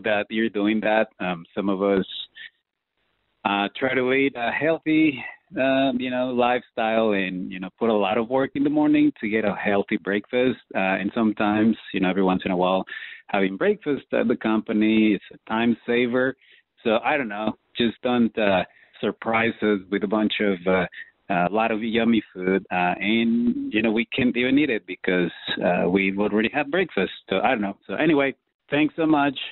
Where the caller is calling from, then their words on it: Austin, Texas, United States; I'm calling you from Austin, Texas